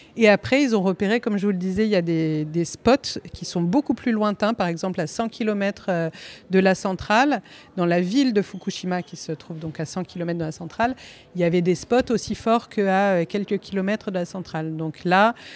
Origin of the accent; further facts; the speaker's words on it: Corsica, France; je suis originaire de Corse